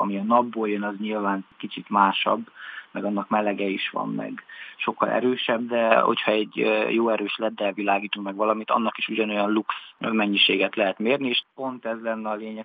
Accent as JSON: {"language": "Hungarian", "region": "Transylvania", "country": "Romania", "moved": "as an adult", "lives_now": "Budapest, Hungary", "said": "nekem erdélyiként mindig is nagyon közel állt a természet"}